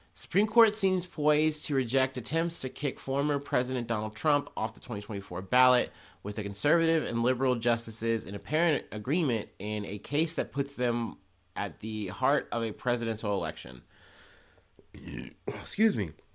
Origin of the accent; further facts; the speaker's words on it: United States; as an American, someone in the West